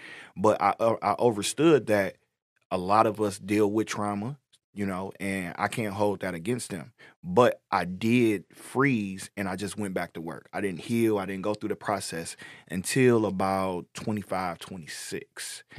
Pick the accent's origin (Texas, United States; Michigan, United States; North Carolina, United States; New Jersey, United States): Michigan, United States; Inkster; moved away as an adult; now in Detroit, United States; I'm not from Detroit, you know, I'm from Inkster, so I'm from a smaller black community right outside of Detroit